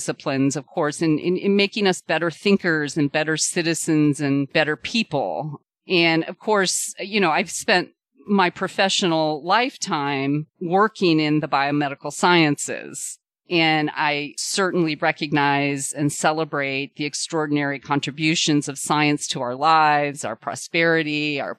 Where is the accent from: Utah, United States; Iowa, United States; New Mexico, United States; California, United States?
Iowa, United States; Cedar Rapids; moved away; I'm originally from Iowa, from the state of Iowa, Cedar Rapids, Iowa, to be specific.